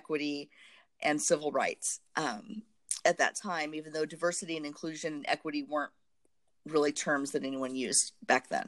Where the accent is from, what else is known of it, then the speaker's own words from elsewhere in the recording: Southern Indiana, United States; I grew up in Southern Indiana in a very homogeneous community